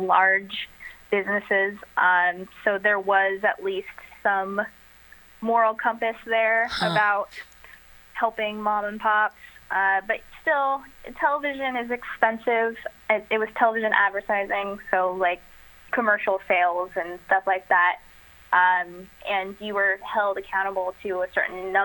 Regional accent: Belfair, Washington, United States; also born or lived in Spokane, Washington / Seattle, Washington; I grew up in the Seattle area. I actually grew up in a small town called Belfair, and then moved to Spokane to go to Gonzaga

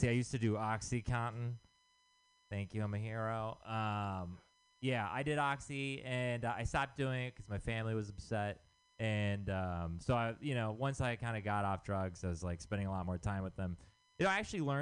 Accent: Texas, United States; moved away; I'm from Texas.

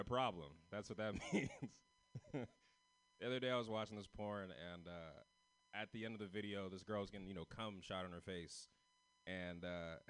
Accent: San Francisco, California, United States; I'm from San Francisco

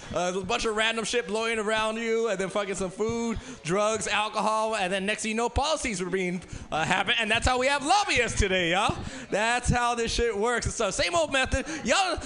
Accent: Los Angeles, California, United States; I grew up in South Central, so uh, I'm in LA myself

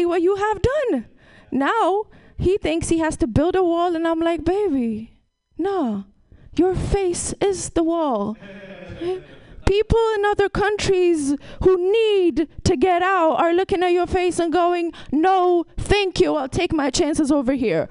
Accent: Ethiopia; also born or lived in Brooklyn, New York / Vermont; now in San Francisco, United States; I'm from Ethiopia. That's a whole different country. And then I lived in Brooklyn

